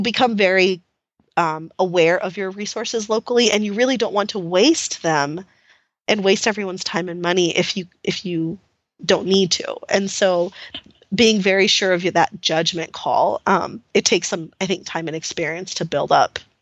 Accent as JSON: {"language": "English", "town": "El Paso", "region": "Texas", "country": "United States", "tie": "born or raised there", "said": "I actually grew up in El Paso"}